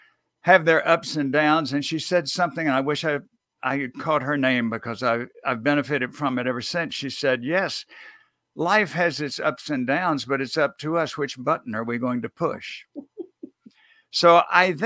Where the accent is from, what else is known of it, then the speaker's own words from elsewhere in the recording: near New Orleans, Louisiana, United States; I grew up near New Orleans.